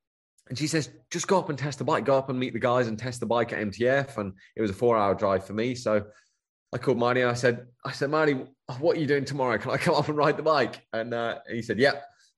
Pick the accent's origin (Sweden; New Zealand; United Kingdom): United Kingdom; It's, Yareve being from Australia, it seems to click quite well with me being British.